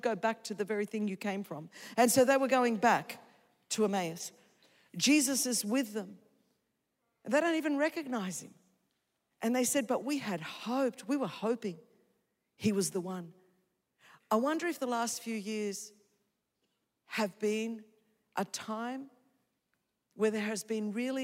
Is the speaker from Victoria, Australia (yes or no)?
no; Sydney, New South Wales, Australia; first language Greek; English is a second language; I was raised in Sydney, Australia, the daughter of Greek immigrants